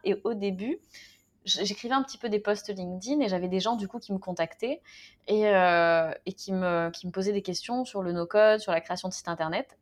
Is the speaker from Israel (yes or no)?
no; France; moved away; je suis née en France